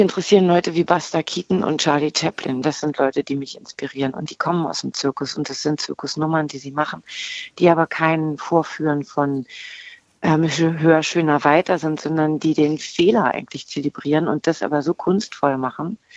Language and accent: German; Berlin, Germany; accent: Berlinisch; also born or lived in Bremen; Ich bin halt mit vier nach Berlin gekommen